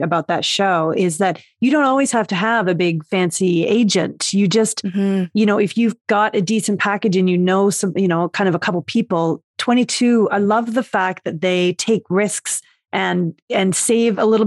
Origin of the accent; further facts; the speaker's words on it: Vancouver, British Columbia, Canada; I'm from Vancouver